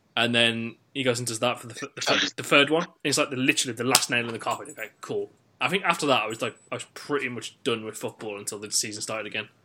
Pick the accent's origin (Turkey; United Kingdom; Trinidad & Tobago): United Kingdom; West Midlands; someone who is from the West Midlands and has dated someone who is from London before